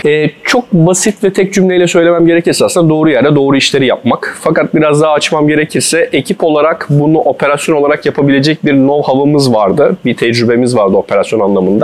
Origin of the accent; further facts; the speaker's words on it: İzmir, Turkey; moved away as an adult; also born or lived in Istanbul; 94 İzmir doğumluyum. Üniversite eğitimine kadar ilkokul, ortaokul, lise eğitimimi İzmir'de aldım.